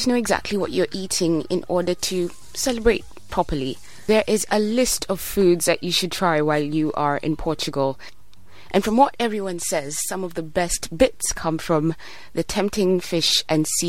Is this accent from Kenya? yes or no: yes; Kenya; now in United Kingdom; I'm a Kenyan living in the UK